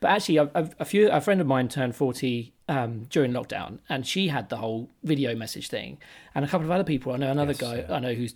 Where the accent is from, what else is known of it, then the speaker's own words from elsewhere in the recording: Hitchin, East of England, United Kingdom; I'm a Hitchin born and bred.